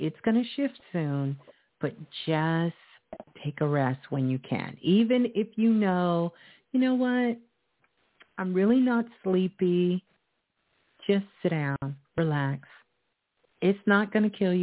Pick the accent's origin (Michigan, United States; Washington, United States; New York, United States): New York, United States; New York City; my hometown, Brooklyn